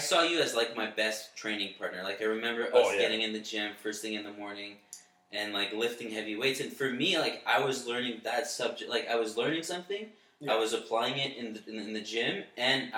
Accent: Orleans, Ontario, Canada; also born or lived in Sudbury, Ontario; opening a gym and being a personal trainer in my hometown

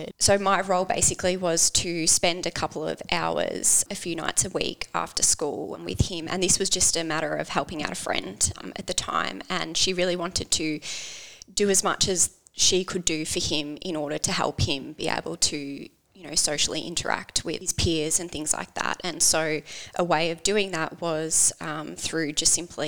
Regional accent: Langwarrin, Victoria, Australia; So I grew up on the Mornington Peninsula with my two sisters and mum and dad.

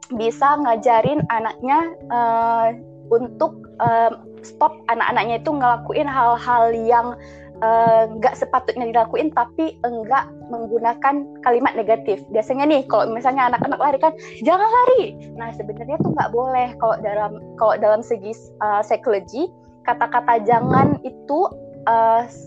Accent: Aceh, Indonesia; saya berasal dari Aceh

